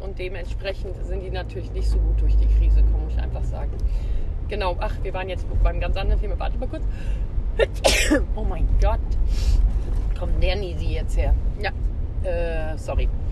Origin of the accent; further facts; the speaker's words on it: Hesse, Germany; Hier bei uns in Hesse